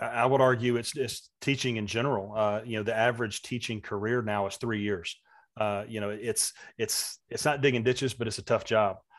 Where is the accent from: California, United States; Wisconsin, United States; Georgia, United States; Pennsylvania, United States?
Georgia, United States; Valdosta; a kid growing up in Valdosta, Georgia in the mid-eighties